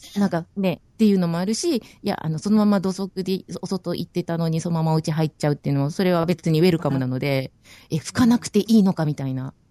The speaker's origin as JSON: {"language": "Japanese", "region": "Okinawa", "country": "Japan", "moved": "as an adult", "lives_now": "New Zealand", "said": "私も沖縄人なんで"}